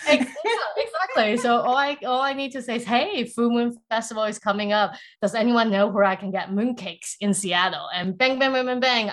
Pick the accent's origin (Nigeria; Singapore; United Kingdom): Singapore; also born or lived in Taiwan / South Africa; now in United States; I grew up in Singapore